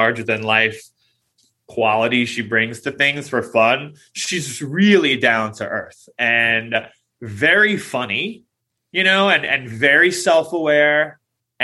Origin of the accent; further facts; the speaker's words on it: New York City, New York, United States; I grew up in Queens, which, if you don't know, those are attached basically. So, you know, we're both native New Yorkers.